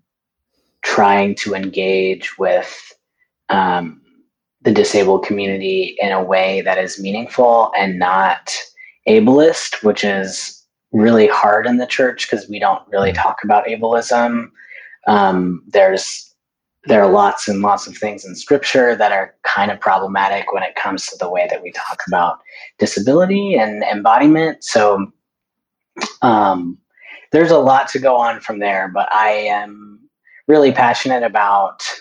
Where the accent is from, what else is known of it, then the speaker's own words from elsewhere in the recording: North Carolina, United States; moved away as an adult; also born or lived in Denver, Colorado; now in San Francisco Bay Area, United States; I came from North Carolina, where I grew up